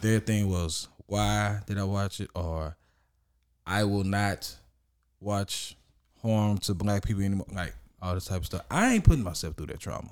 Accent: Orange, Texas, United States; I was born and raised in Orange, Orange, Texas

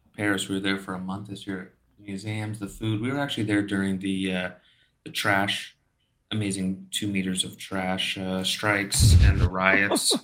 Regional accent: Brazil; I'm from Brazil. Okay, here's my Brazilian passport

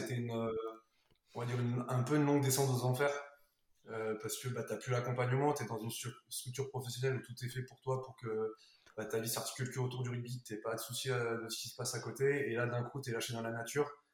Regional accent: Burgundy, Bourgogne-Franche-Comté, France; also born or lived in Aurillac; moi par exemple en Bourgogne

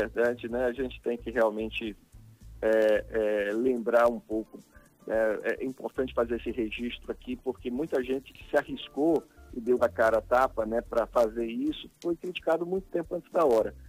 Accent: Alagoas, Brazil; como alagoano

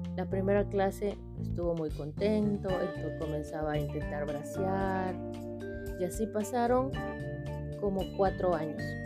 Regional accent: Callao, Peru; yo soy del Callao, yo aprendí a nadar en Chucuito.

